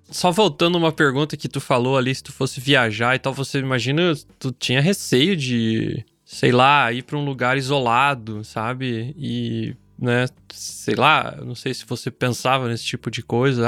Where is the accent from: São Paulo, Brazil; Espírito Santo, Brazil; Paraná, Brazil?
Paraná, Brazil; Southwest; now in Germany; O meu é sudoeste, né? O meu é mais perto da, da Argentina, do Santa Catarina